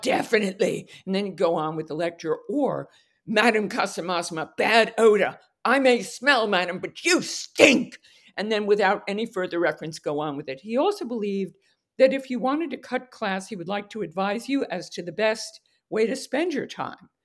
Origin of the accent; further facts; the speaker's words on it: Westchester, New York, United States; I was born in New York, New York, and raised in Westchester